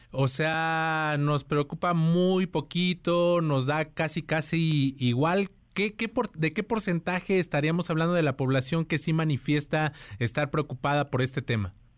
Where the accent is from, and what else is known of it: Mexico